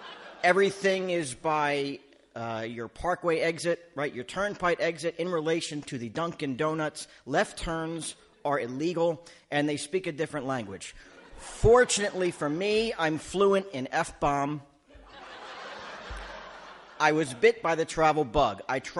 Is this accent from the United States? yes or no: no; Canada; no, Canadian. I'm from Canada.